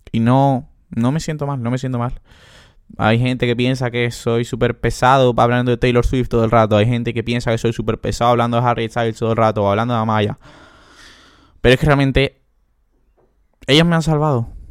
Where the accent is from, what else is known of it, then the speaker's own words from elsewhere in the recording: Andalusia, Spain; moved away as an adult; now in Portugal; soy andaluz, soy muy andaluz